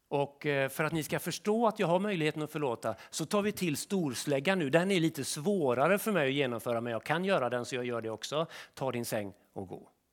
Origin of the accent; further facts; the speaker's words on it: Sweden; vi svenskar